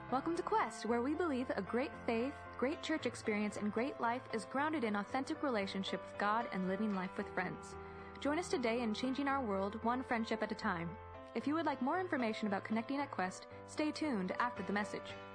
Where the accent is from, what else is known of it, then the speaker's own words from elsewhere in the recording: Texas, United States; moved away; I grew up in Texas